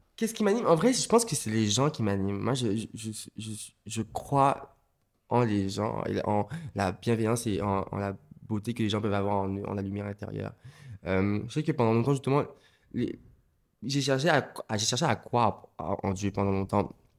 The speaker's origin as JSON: {"language": "French", "country": "Martinique", "tie": "born or raised there", "moved": "yes", "said": "j'ai grandi en Martinique"}